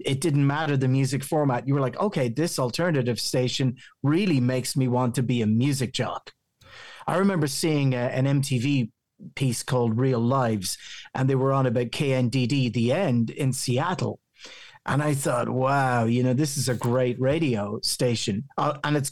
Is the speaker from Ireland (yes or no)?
yes; County Meath, Leinster, Ireland; accent: local County Meath Irish; My accent still sounds very local County Meath Irish.